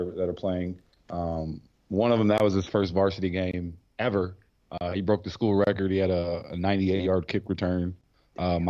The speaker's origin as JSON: {"language": "English", "town": "Cleveland", "region": "Tennessee", "country": "United States", "said": "I'm from Cleveland, right outside of Chattanooga"}